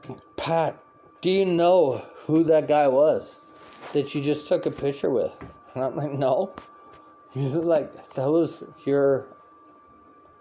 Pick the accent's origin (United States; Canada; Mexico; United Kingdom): Canada; I'm from Canada.